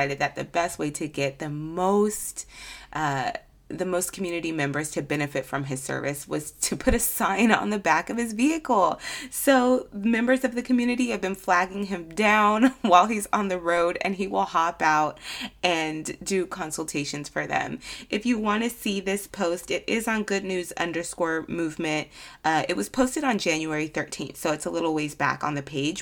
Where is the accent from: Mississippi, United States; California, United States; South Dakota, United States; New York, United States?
California, United States; I'm from California